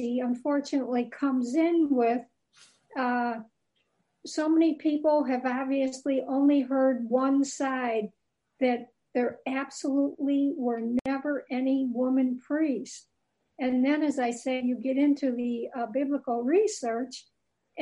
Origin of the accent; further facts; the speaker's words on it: Ireland; Being Irish